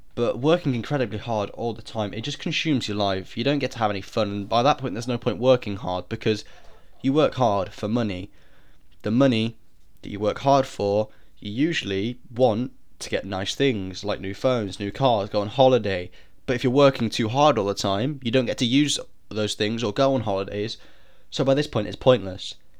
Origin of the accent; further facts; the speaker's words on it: United Kingdom; I'm British